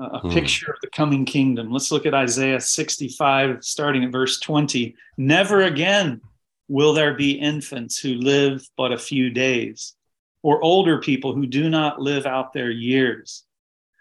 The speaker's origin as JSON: {"language": "English", "town": "Jellico", "region": "Tennessee", "country": "United States", "tie": "born or raised there", "moved": "yes", "lives_now": "Baltimore, United States", "said": "I was called to missionary service when I was 12 in Jellicoe, Tennessee, in a tent meeting"}